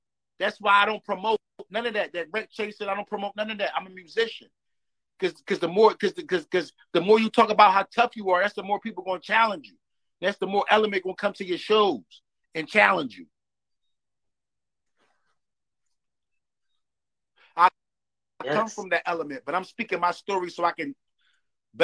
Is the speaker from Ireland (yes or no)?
no; Philadelphia, Pennsylvania, United States